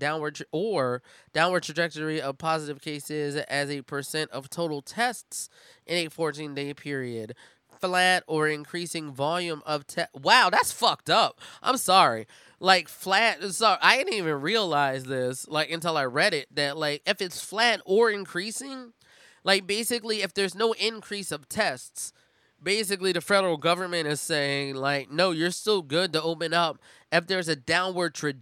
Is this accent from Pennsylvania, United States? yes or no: yes; Philadelphia, Pennsylvania, United States; my hometown, Philadelphia